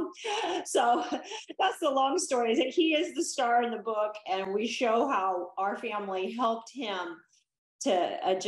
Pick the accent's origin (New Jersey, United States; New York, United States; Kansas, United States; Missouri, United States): Kansas, United States; Salina; moved away as an adult; also born or lived in San Diego; I was raised in Salina, Kansas